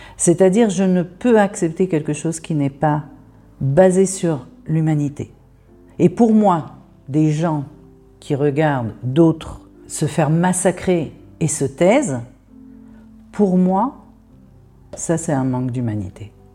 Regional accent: France; moved away as an adult; now in Israel; j'habite en Israël, je suis née en France, j'ai vécu 19 euh, ans en France

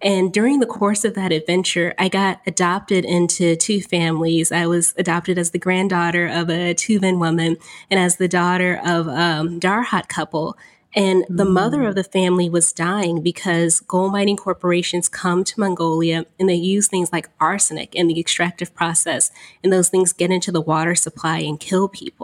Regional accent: Houston, Texas, United States; now in White Plains, United States; I'm from Houston, Texas, and I am currently living in White Plains, New York.

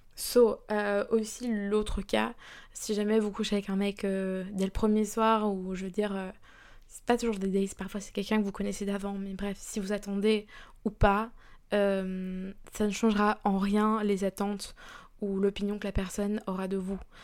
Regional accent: Belgium; moved away as an adult; now in London, United Kingdom; je suis belge

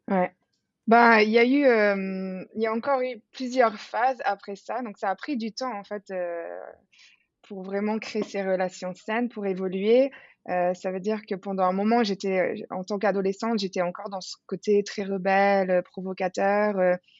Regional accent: Switzerland; moved away as an adult; now in Bali, Indonesia; j'ai quitté la Suisse d'où je viens

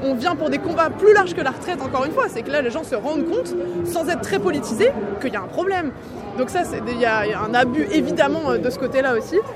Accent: Poitou, Nouvelle-Aquitaine, France; moved away; je suis originaire du Poitou. C'est ma terre là-bas aussi.

